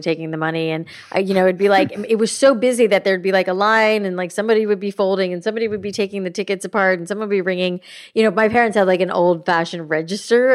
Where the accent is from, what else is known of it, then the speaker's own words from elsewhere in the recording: South Florida, United States; I grew up in South Florida